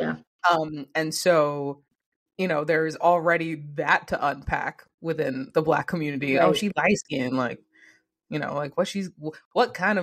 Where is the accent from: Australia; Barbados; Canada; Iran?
Canada; I'm a Canadian.